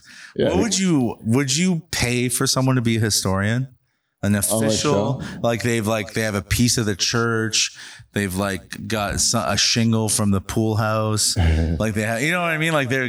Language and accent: English; Hamilton, Ontario, Canada; I'm a comedian from fucking Hamilton